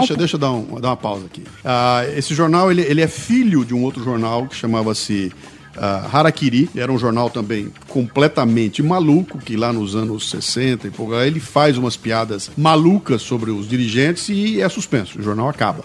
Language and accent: Portuguese; Brazil; eu como brasileiro